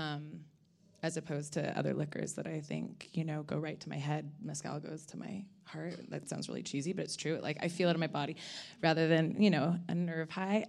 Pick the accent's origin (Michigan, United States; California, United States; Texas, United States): California, United States; Ojai; I'm from California, um, kind of from hippie parents in Ojai.